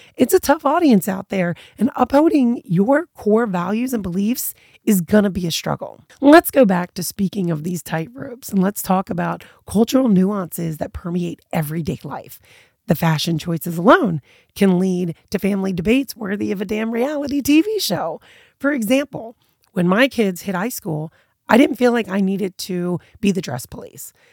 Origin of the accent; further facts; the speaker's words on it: United States; my American background just kind of instilled in me